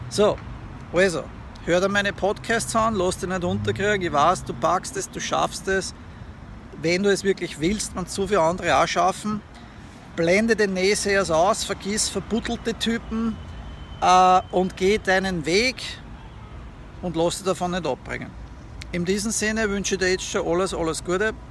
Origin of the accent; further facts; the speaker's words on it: Austria; moved away; Es ist mein Heimatland und ich habe meine Familie dort, ja, meine Eltern und so.